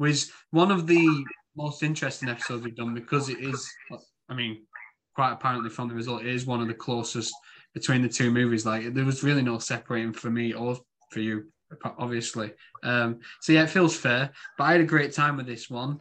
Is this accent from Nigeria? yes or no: no; Yorkshire and the Humber, United Kingdom; accent: Yorkshire; my Yorkshire accent